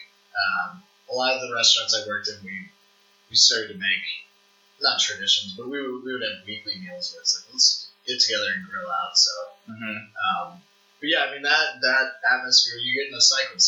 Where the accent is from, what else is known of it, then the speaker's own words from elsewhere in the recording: St. Louis, Missouri, United States; moved away as an adult; now in Lincoln, United States; growing up in St. Louis